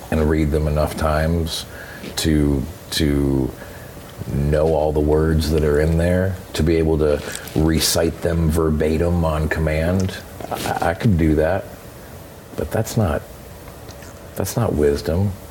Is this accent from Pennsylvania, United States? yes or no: no; Vermont, United States; Is I grew up from in Vermont.